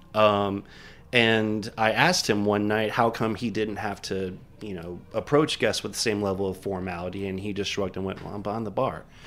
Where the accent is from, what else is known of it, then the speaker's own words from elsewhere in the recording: Miami, Florida, United States; now in New York, United States; I grew up in Miami